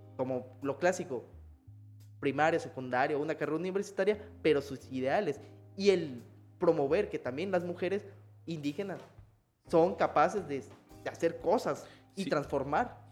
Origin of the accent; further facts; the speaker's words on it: Chiapas, Mexico; nosotros como mexicanos o chiapanecos